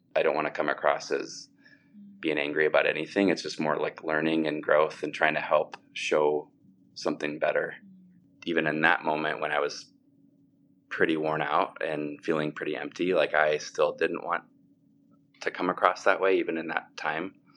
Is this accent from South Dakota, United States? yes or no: yes; Sioux Falls, South Dakota, United States; I grew up in Sioux Falls and have lived in Sioux Falls, South Dakota my whole life